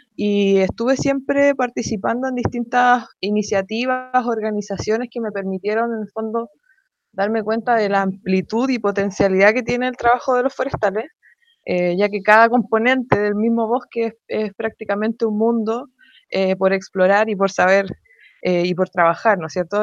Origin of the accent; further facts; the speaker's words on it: Santiago, Santiago Metropolitan Region, Chile; Soy de Santiago